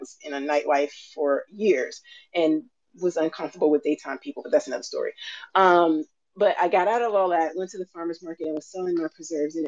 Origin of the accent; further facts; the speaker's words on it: Alabama, United States; I grew up down south in Alabama